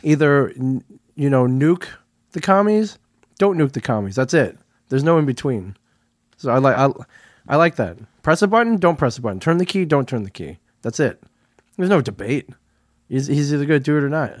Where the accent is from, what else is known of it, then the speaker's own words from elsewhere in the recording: Midwest, United States; moved away; I grew up in the Midwest, so I'm not, I'm not a stranger to cor-, rows of cornfields